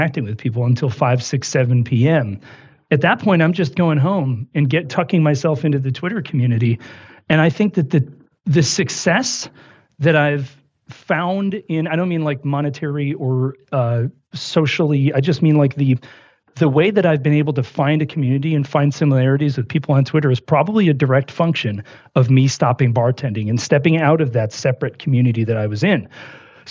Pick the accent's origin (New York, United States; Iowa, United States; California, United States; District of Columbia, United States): New York, United States; Buffalo; I grew up in Buffalo, New York